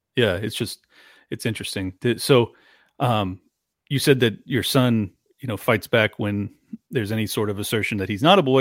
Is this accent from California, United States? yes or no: yes; San Diego, California, United States; I'm from San Diego, product of a twice divorced family.